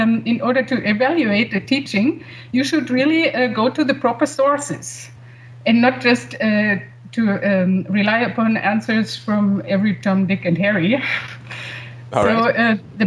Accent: Germany; I'm from Germany

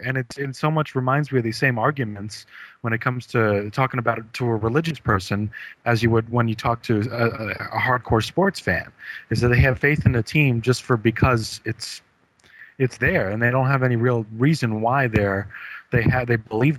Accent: New York, United States; I was born in New York

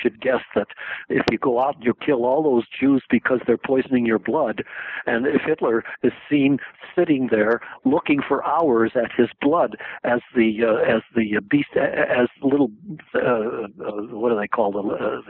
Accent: South Korea; now in United States; And so I came over from Korea thinking, I got to find out what these crazy things called wars are for.

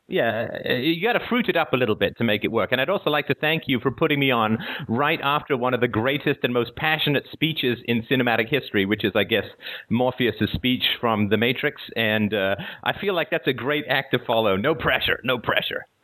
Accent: England, United Kingdom; also born or lived in Ireland / Africa; now in Toronto, Canada; I live uh, just outside of Toronto in Canada. I was born in Ireland. I grew up in England.

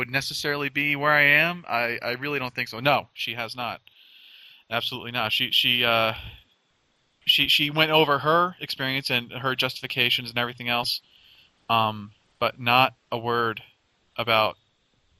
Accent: Totowa, Hawthorne, New Jersey, United States; I was transferred to a Christian school from a public school. And like maybe 2 years after that we moved from Totowa to Hawthorne

